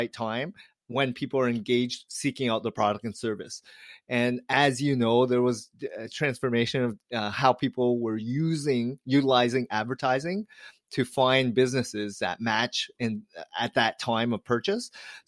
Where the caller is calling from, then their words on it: Toronto, Ontario, Canada; I'm joining you from Toronto, Canada.